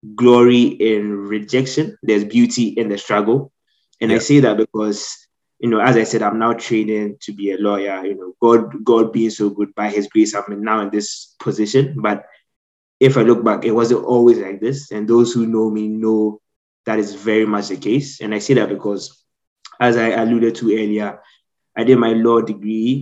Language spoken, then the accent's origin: English; Ghana; moved away as an adult; also born or lived in United States; now in United Kingdom; I spent most of my life in Ghana, so that's where I grew up, hence my accent.